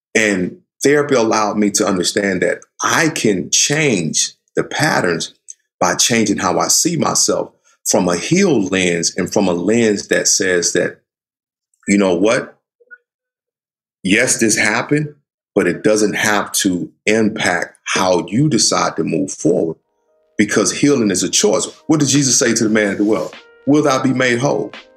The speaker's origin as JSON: {"language": "English", "region": "the South", "country": "United States", "tie": "born or raised there", "said": "I grew up in the South"}